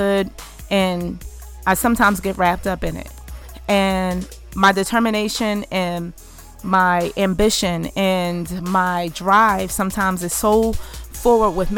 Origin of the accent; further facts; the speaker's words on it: United States; our burden to bear as American, Black American